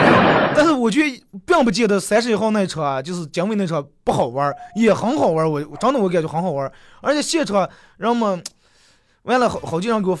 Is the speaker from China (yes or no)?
yes; Inner Mongolia, China; accent: Hetao dialect; 我说河套方言，其实根本不是河套方言，河套地方军大了，最多的算八门话、八门方言。